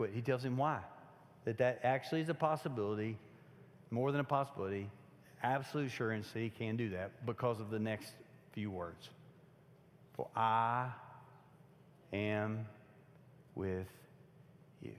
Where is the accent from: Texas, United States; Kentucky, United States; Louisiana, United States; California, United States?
Kentucky, United States; moved away; I'm from Kentucky